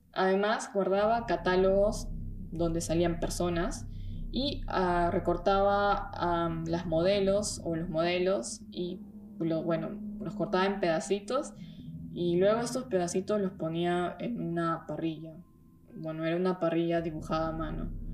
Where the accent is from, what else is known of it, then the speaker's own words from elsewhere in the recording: Peru; now in Germany; soy de Perú, vivo hace un tiempo en Alemania